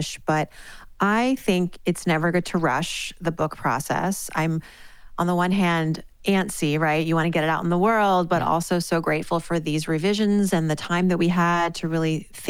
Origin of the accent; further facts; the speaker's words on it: Worcester, Massachusetts, United States; it starts back to my early years living in Worcester, Massachusetts. I am the daughter of Iranian immigrants. My parents moved here in the late 70s. I was born in 1980 in Worcester, Massachusetts